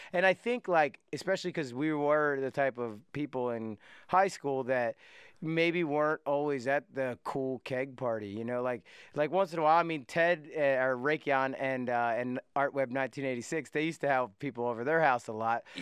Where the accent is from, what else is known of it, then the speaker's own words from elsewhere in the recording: West Chester, Pennsylvania, United States; We grew up in Westchester, Pennsylvania.